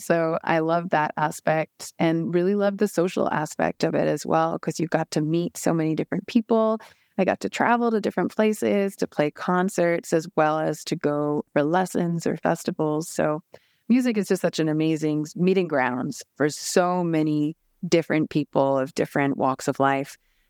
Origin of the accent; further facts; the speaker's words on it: Japan; born there; So I was born in Japan and my parents had been living there for about a decade.